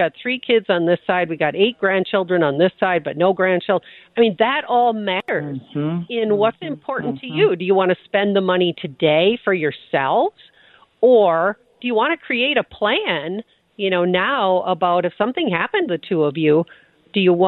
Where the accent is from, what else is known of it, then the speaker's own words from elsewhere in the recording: Midwest, United States; we're from the Midwest, Jackie, right? So people are very quiet about what their finances are like.